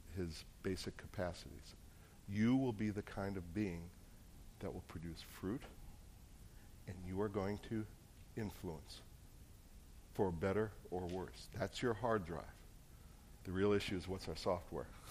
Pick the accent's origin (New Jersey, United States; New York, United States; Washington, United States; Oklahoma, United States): New Jersey, United States; moved away; I'm from New Jersey